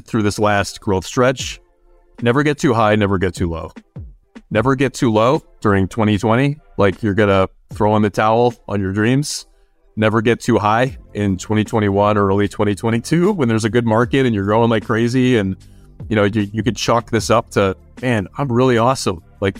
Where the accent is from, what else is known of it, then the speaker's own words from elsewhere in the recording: Chicago, Illinois, United States; I grew up in the Chicagoland area.